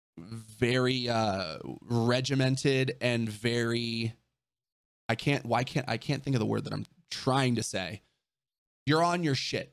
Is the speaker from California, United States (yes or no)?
yes; Orange County, California, United States; growing up in Orange County